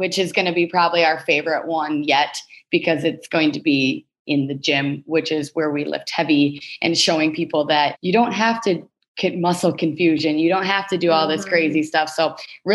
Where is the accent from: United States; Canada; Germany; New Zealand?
United States; Minnesota; we're from Minnesota